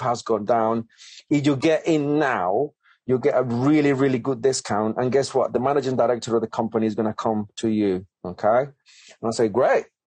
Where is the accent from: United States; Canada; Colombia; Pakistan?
Colombia; English is a second language; moved away as an adult; now in United Kingdom; English is my second language. Um, I'm come from Colombia uh, a beautiful, amazing country